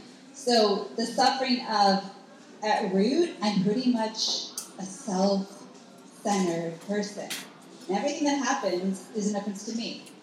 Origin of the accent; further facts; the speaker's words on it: Wisconsin, United States; So I grew up in Wisconsin. I went to Catholic grade school, public high school, and come from a really good family.